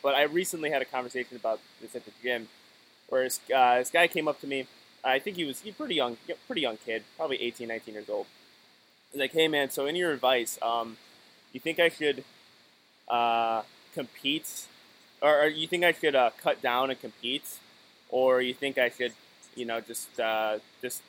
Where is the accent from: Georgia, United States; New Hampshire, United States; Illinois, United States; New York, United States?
Illinois, United States; I'm from Illinois